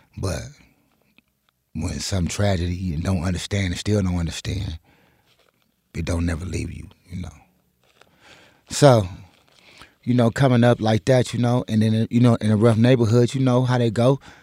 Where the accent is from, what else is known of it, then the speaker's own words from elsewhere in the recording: Compton, California, United States; moved away as an adult; now in Reno, United States; I grew up in Cobbs, California